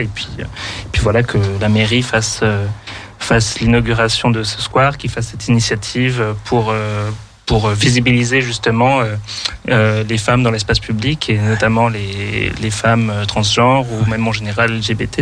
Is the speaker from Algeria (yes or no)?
no; Paris, Île-de-France, France; moved away as an adult; also born or lived in Ireland / Germany; now in Lyon, France; je suis parisien à la base